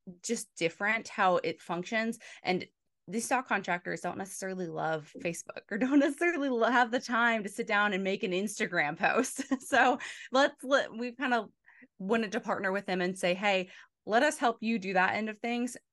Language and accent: English; Front Royal, Virginia, United States; I grew up in a small town called Front Royal